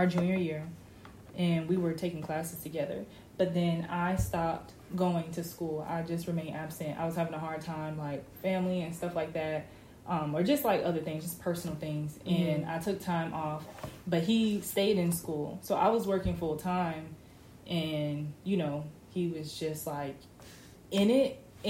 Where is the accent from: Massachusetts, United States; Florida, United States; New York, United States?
Florida, United States; Orlando; now in Tallahassee, United States; he's from Pensacola. I'm from Orlando. We go to school in Tallahassee.